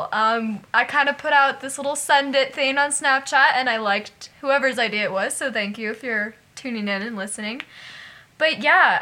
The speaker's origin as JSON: {"language": "English", "town": "Casper", "region": "Wyoming", "country": "United States", "tie": "born or raised there", "said": "taking some BOCES classes at Casper College here in my hometown"}